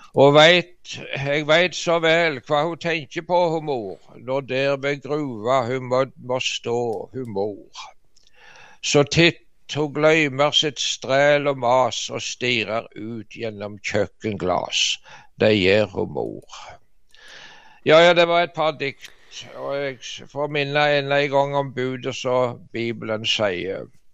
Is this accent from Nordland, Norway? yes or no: no; Varhaug, Rogaland, Norway; molkemaskinen ble installert i fjoset hjemme på Varhaug